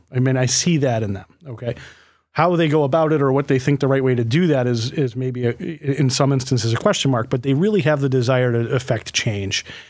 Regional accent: Livonia, New York, United States; growing up in Livonia, New York

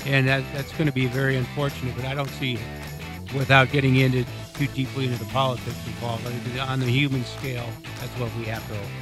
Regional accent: Eugene, Oregon, United States; moved away; I grew up in Eugene.

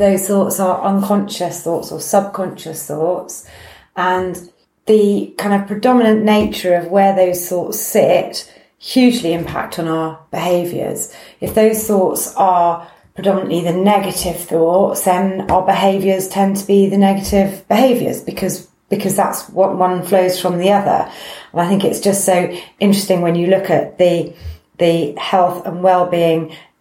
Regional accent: United Kingdom; we're very British

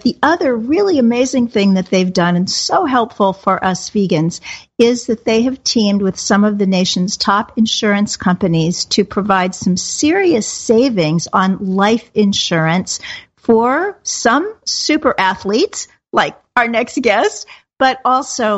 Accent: Kansas City, United States; moved away; my hometown, Kansas City

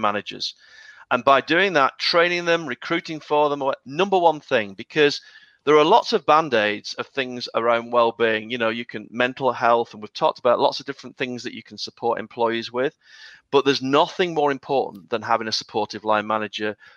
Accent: United Kingdom; I'm British

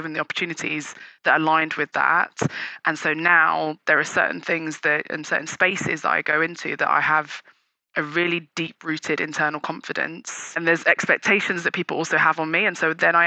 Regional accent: United Kingdom; also born or lived in Nigeria; We're British Nigerian

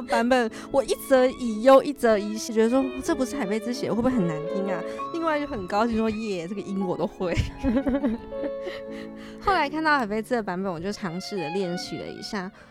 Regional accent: Taiwan; moved away; also born or lived in France; 小时候在台湾其实是主修小提琴的啦

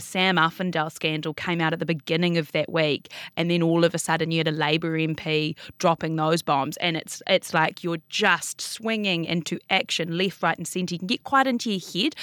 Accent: Auckland, New Zealand; now in Wellington, New Zealand; I was born in Auckland. Uh-huh. I grew up in Auckland.

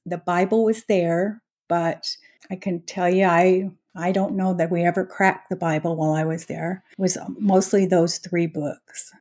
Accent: Utah, United States; moved away as an adult; now in Frisco, United States; I was born and raised in Utah

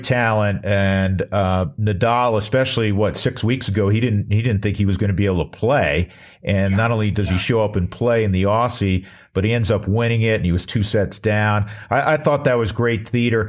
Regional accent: New York, United States; moved away as an adult; also born or lived in Aspen; now in Denver, United States; growing up in New York

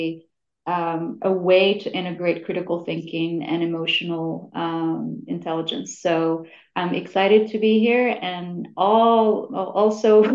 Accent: Morocco; moved away; I'm originally from Morocco

